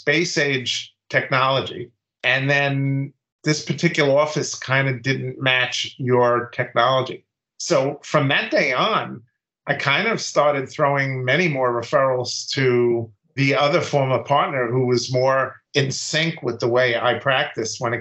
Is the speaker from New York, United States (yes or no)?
yes; New York City, New York, United States; also born or lived in White Plains, New York; my first practice was in Brooklyn, where I grew up